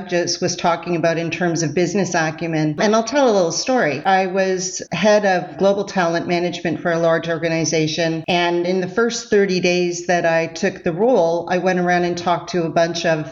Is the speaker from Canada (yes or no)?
yes; Canada; I'm Canadian. I say process sometimes.